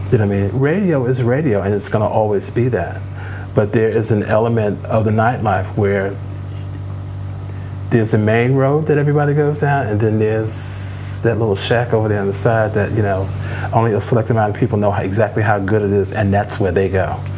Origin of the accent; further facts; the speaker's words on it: Chicago, Illinois, United States; that's pretty much what, what it was like growing up in Chicago and playing at the warehouse.